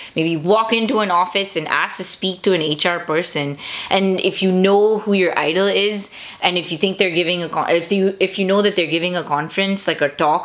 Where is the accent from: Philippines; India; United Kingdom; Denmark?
India; now in United States; being Indian